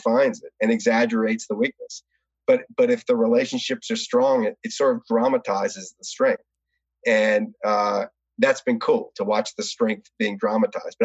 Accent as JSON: {"language": "English", "town": "New Orleans", "region": "Louisiana", "country": "United States", "tie": "born or raised there", "said": "when I was growing up in New Orleans"}